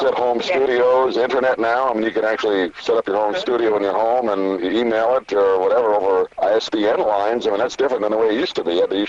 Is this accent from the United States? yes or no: yes; New York, United States; I grew up in New York